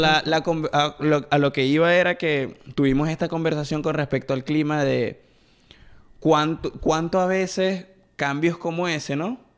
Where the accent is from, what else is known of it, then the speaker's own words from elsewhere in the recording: Venezuela; moved away; Nosotros venimos de Venezuela, por si hay gente que nos está viendo y no es de Venezuela, venimos de Venezuela